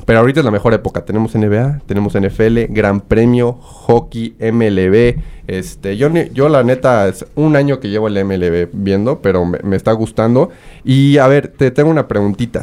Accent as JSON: {"language": "Spanish", "country": "Mexico", "said": "como buen mexicano"}